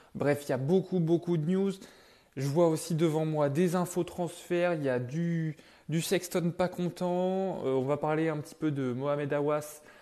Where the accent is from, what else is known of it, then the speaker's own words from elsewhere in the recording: Bressuire, Nouvelle-Aquitaine, France; Je suis de Bressuire